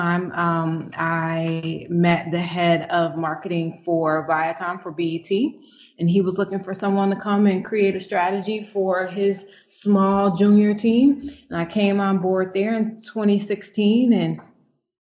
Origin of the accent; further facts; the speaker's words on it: Chicago, Illinois, United States; moved away as an adult; also born or lived in Atlanta; now in Indianapolis, United States; I am originally from Chicago